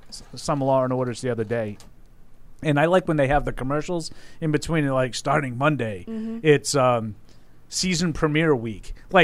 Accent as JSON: {"language": "English", "town": "Boston", "region": "Massachusetts", "country": "United States", "accent": "Boston", "said": "I think you can tell that I'm from Boston."}